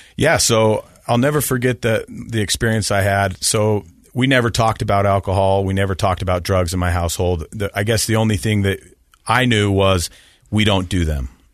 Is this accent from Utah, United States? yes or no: yes; Salt Lake City, Utah, United States; I grew up in Salt Lake City in a very normal Mormon household